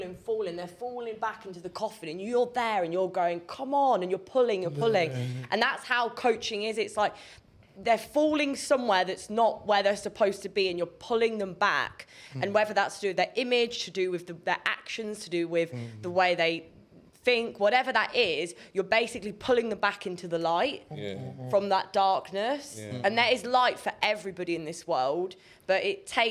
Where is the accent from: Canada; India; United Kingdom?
United Kingdom; Kettering, East Midlands; I was born in Kettering.